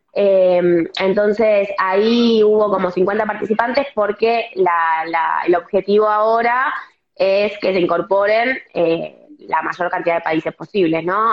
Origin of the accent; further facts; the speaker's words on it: Buenos Aires, Argentina; yo soy, por ejemplo, de Capital, vivo cerca de, Vélez